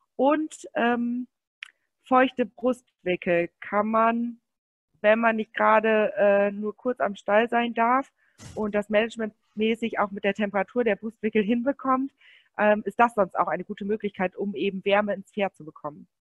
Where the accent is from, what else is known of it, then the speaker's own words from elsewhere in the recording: Münsterland, North Rhine-Westphalia, Germany; bei uns im Münsterland, wir kommen aus Münsterland